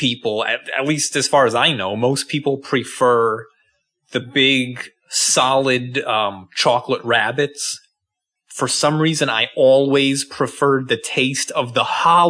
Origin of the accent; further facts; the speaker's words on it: United States; I'm American.